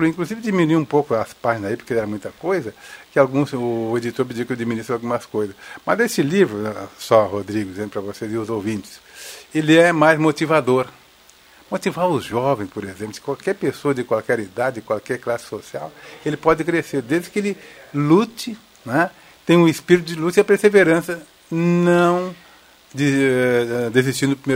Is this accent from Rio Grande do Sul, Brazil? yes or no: yes; Rio Pardo, Rio Grande do Sul, Brazil; meus amigos de Rio Pardo, que eu sou de Rio Pardo, e, e uns ex-alunos também